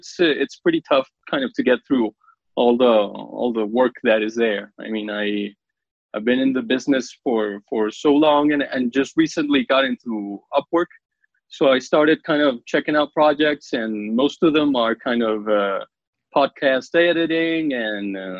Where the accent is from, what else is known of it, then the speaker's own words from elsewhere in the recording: Colombia; I'm from Colombia